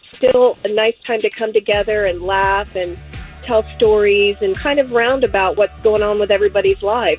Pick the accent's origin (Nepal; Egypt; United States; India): United States; Altamont; I'm from Altamont.